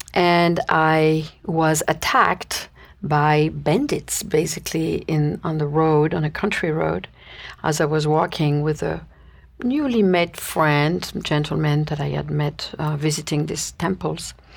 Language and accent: English; Paris, Île-de-France, France; moved away as an adult; I was born and raised in Paris, uh, France, and spent my youth there until I was nineteen